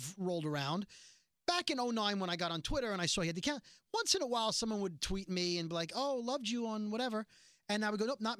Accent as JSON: {"language": "English", "region": "New York", "country": "United States", "said": "I'm a Jew from New York."}